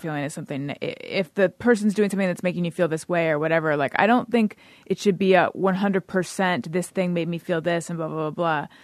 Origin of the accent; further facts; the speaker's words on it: California, United States; moved away as an adult; also born or lived in New York; I'm from California originally.